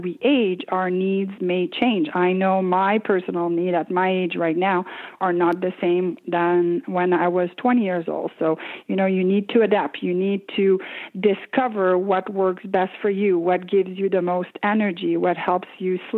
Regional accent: Quebec, Canada; English is a second language; now in Ottawa, Canada; I grew up in a small town in Quebec, Canada

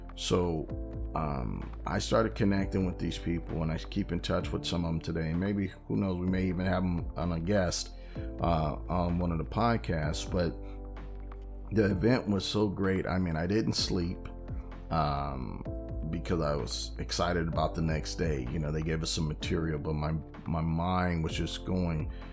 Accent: California, United States; I'm from California

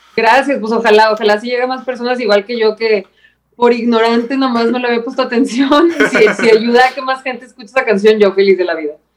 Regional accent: Mexico; soy la peor mexicana del universo

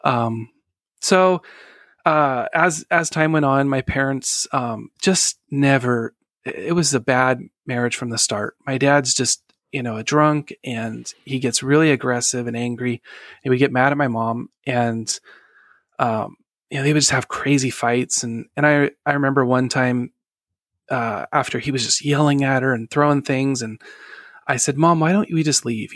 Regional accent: Sacramento, California, United States; I was born in November nineteen eighty-four in Sacramento, California

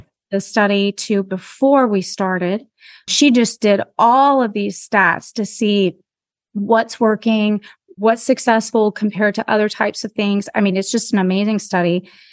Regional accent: Pacific Northwest, United States; moved away as an adult; also born or lived in Anchorage, Alaska; now in Montgomery County, Texas, United States; I grew up in the Pacific Northwest, way up north

